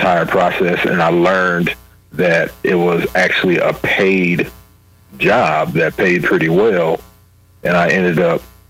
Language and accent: English; Jacksonville, Illinois, United States; moved away as an adult; also born or lived in Kaiserslautern, Germany; I was born and raised in Jacksonville, Illinois